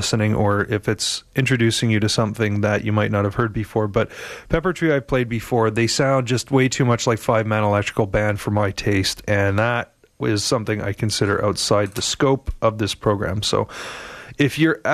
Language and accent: English; Montreal, Quebec, Canada; now in Vancouver, Canada; I grew up in Pierrefonds, which is like the next suburb to the north